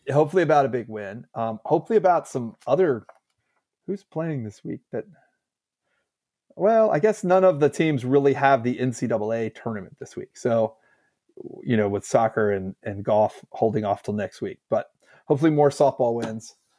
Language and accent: English; United States; us, American fans